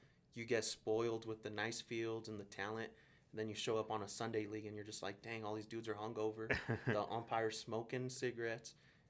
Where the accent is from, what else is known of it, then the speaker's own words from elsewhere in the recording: Denver, Colorado, United States; also born or lived in Chihuahua, Mexico; so growing up in Southwest Denver, I grew up here. I was born here in Denver, moved back to Chihuahua. With my mom, we came back when I was six, grew up in the trailer parks in front of Lincoln High School, right there off Jewel